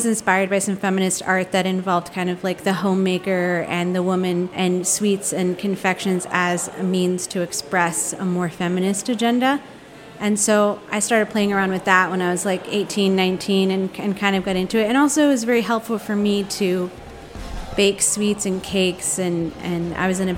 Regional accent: San Diego and San Francisco, California, United States; now in Los Angeles, United States; I grew up in San Diego and San Francisco, half and half.

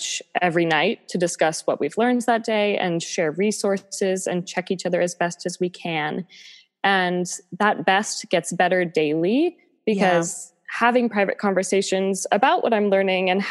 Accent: Boston, Massachusetts, United States; moved away as an adult; also born or lived in Pittsburgh, Pennsylvania; now in New York, United States; I'm from the Boston area.

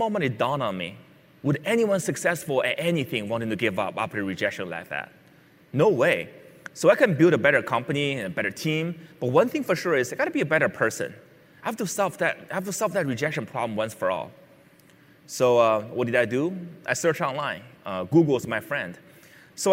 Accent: Beijing, China; When I was a six-year-old, I grew up in Beijing, China

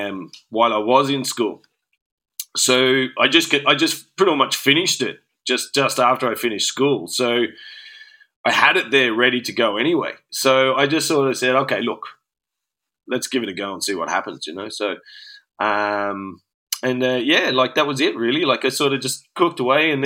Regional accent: Australia; moved away as an adult; also born or lived in Glasgow, Scotland; now in Dublin, Ireland; Originally from Australia, from a town called Barrow

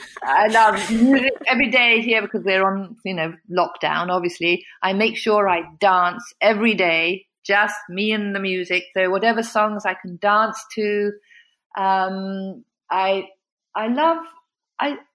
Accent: England, United Kingdom; moved away; also born or lived in United States; my home country

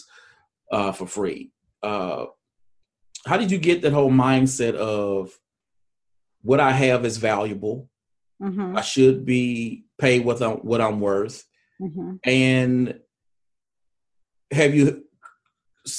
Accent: Mississippi, United States; I'm from Mississippi. I live here.

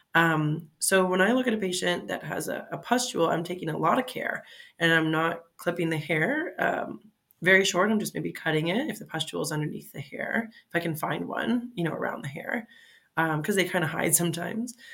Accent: Fort Lauderdale, Florida, United States; moved away as an adult; also born or lived in Mississippi / Michigan / Cincinnati, Ohio; now in Pittsburgh, United States; I'm originally from Florida, Fort Lauderdale, Florida. Uh, now I live in Pittsburgh. So uh, the route to get here, um, I went to, uh, grew up, in, born and raised in Florida and all through high school, South Florida

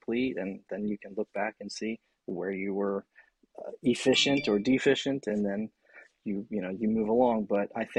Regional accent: Florida, United States; moved away as an adult; also born or lived in Playa del Rey, California; now in California, United States; I grew up in Florida

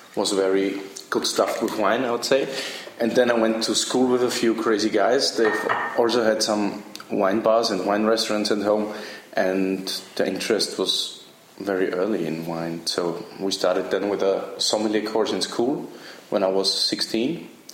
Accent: Styria, Austria; now in Berlin, Germany; I'm from Styria. It's the region where Arnold Schwarzenegger is from

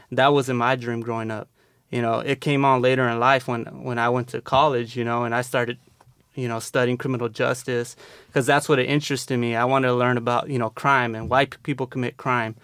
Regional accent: San Diego, California, United States; I grew up in the South Bay here in San Diego

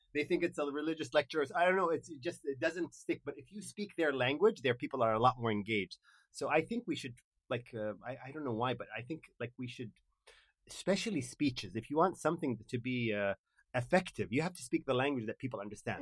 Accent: Kuwait; English is a second language; moved away as an adult; also born or lived in Dallas, United States

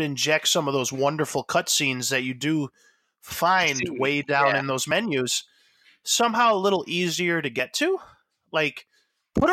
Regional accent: United States; as an American

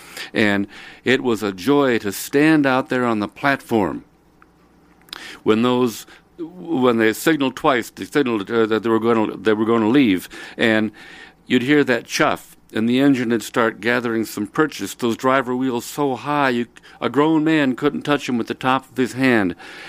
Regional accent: Nevada City, California, United States; Me back again up here in my hometown in Nevada City, California. Yeah, it's me

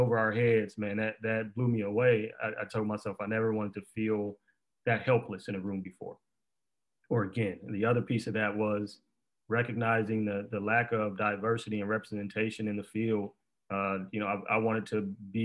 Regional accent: Detroit, Michigan, United States; growing up in Detroit

